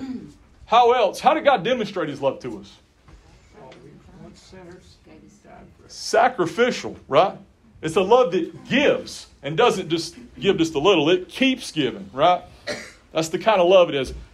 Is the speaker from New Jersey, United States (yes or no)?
no; Yakima County, Washington, United States; I grew up in Yakima County